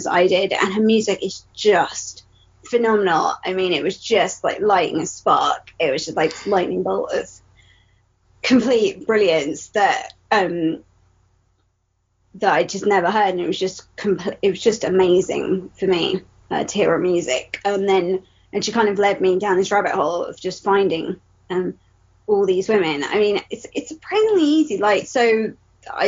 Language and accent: English; United Kingdom; I was born and raised in Britain amongst mostly white people.